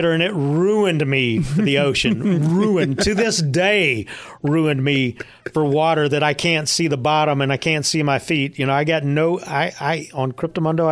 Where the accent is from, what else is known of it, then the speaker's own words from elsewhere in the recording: Dallas, Texas, United States; also born or lived in Fort Worth, Texas; a DFW native. I was born in Fort Worth and grew up on the Dallas side